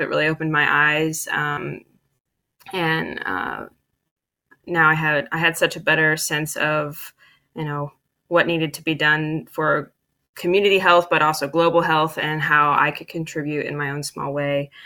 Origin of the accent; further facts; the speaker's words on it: Dayton, Ohio, United States; I grew up in Dayton, Ohio, in the inner city